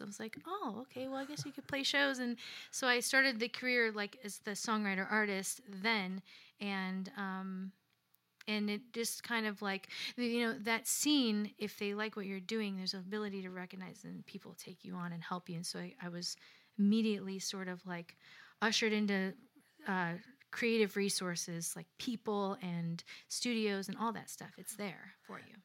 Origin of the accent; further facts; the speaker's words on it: Lansing, Illinois, United States; moved away as an adult; also born or lived in Chicago, Illinois; now in Nashville, United States; I'm from the south side of Chicago, a suburb called Lansing, Illinois